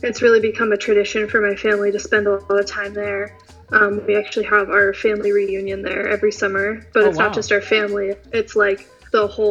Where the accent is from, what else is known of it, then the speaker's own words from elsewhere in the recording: Encinitas, California, United States; I'm from Encinitas, California.